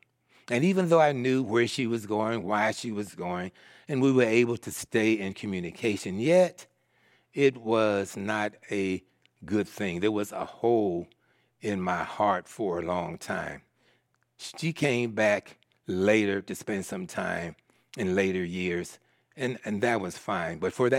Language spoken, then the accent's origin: English; Philadelphia, Pennsylvania, United States; born there; So I was born in Philadelphia, Pennsylvania, and I was raised by my aunt, my father's sister.